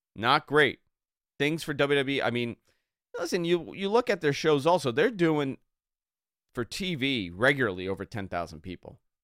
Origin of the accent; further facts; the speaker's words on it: New York, United States; growing up in New York